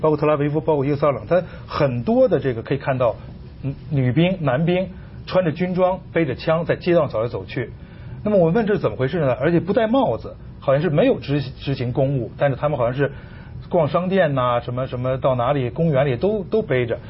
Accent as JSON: {"language": "Chinese", "country": "China", "said": "我们中国人"}